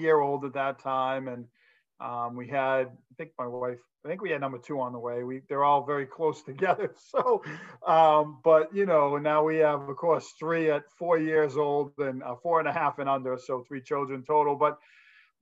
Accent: Massachusetts, United States; from Massachusetts

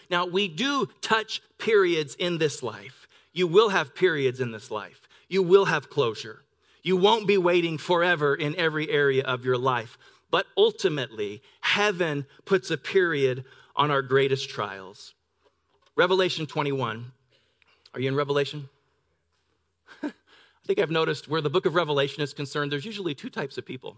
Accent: Pend Oreille River, Pacific Northwest, United States; now in La Verne, United States; I grew up on the Ponderay River in the Pacific Northwest.

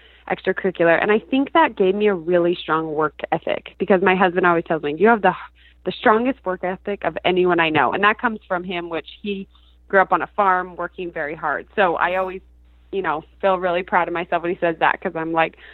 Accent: Bountiful, Utah, United States; moved away as an adult; I grew up in Bountiful, Utah, which is funny because I'm back there now

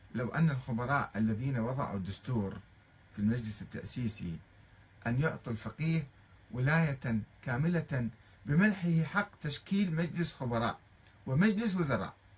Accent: Iraq; moved away as an adult; also born or lived in Tehran, Iran; ولنا كعراقيين نحن الشيعة العراقيين

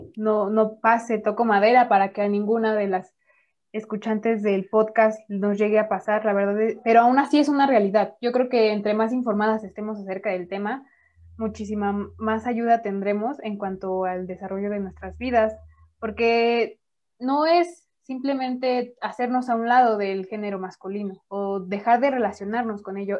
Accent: Mexico; vivimos las mujeres mexicanas

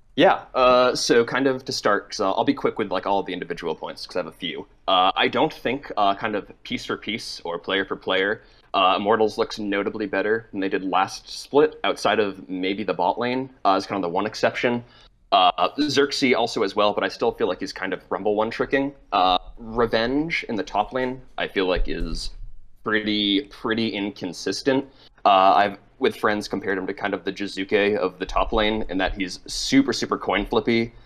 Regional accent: Massachusetts, United States; now in New York, United States; I'm calling from New York, uh, but I am from Massachusetts

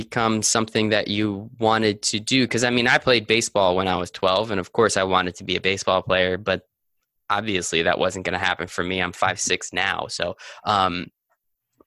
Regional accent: New Jersey, United States; I grew up in New Jersey

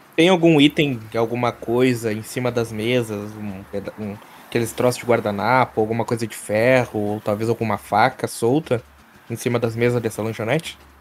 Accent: Gaúcho, Rio Grande do Sul, Brazil; sou muito gaúcho mesmo

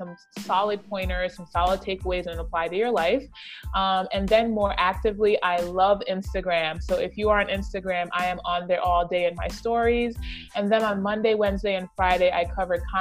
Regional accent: British Virgin Islands; moved away; the British Virgin Islands, that is where I was raised in the Caribbean

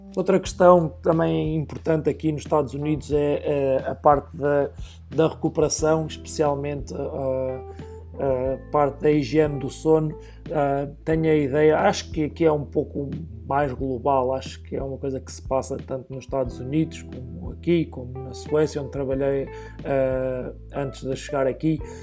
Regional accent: Oliveira do Hospital, Centro, Portugal; moved away as an adult; now in Lincoln, United States; eu sou natural de Oliveira do Hospital, uma pequena cidade no distrito de Coimbra

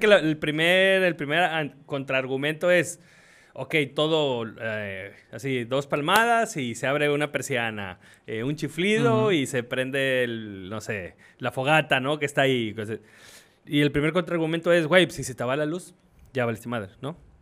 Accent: Mexico; yo lo estoy diciendo como mexicano

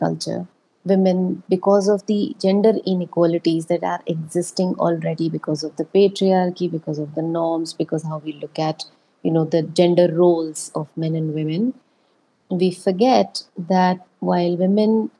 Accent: Rajasthan, India; I was born in Rajasthan. I grew up in Rajasthan.

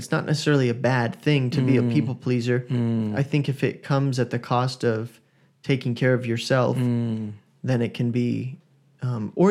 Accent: Sydney, New South Wales, Australia; I grew up in Sydney, yes.

